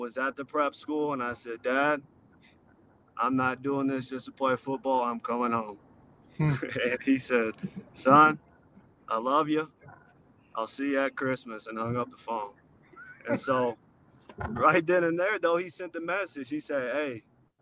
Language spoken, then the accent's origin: English; Bowling Green, United States; moved away as an adult; my hometown, Bowling Green